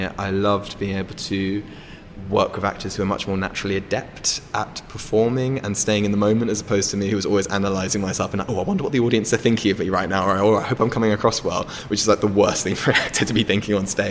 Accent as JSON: {"language": "English", "region": "London", "country": "United Kingdom", "tie": "born or raised there", "said": "I grew up in London"}